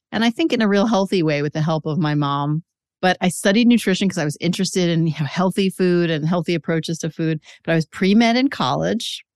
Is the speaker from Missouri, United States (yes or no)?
no; New York City, New York, United States; I grew up in Queens in a Jewish mm-hmm. family